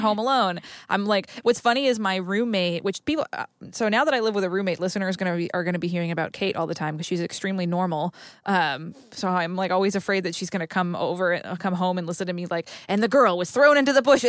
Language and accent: English; Haverhill, Massachusetts, United States; the town that I'm from in Massachusetts, um, Haverhill and Bradford